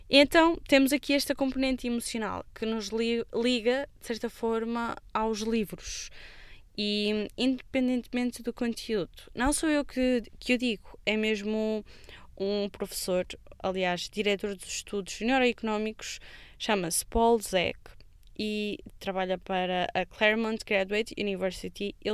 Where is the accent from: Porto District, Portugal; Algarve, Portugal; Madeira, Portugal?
Porto District, Portugal; Amarante; porque na altura trabalhava em Braga e sou natural de Amarante.